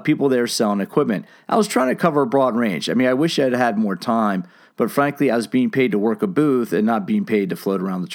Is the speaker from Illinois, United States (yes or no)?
no; San Diego, California, United States; from my hometown, San Diego, California